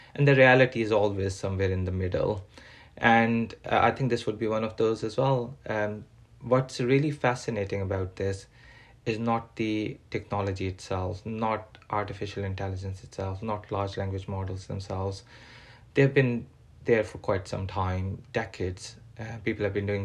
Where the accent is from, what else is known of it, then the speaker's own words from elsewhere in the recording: Pakistan; now in England, United Kingdom; I'm a Pakistani born British person living in England